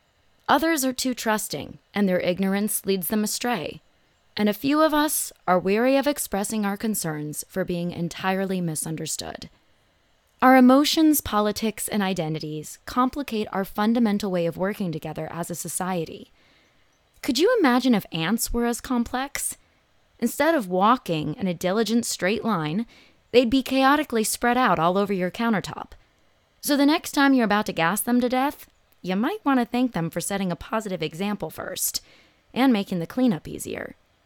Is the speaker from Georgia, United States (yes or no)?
no; Phoenix, Arizona, United States; It's a good thing I grew up in Phoenix. This actually isn't as terrible as it sounds, at least for me.